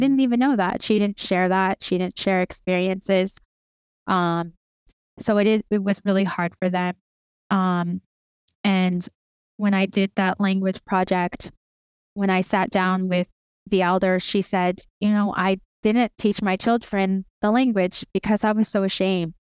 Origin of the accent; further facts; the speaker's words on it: Lethbridge, Alberta, Canada; also born or lived in Cardston, Alberta / Blood Reserve, Alberta; now in Siksika Nation, Canada; I was born in a town called Cardston, and, um, I was raised in the city of Lethbridge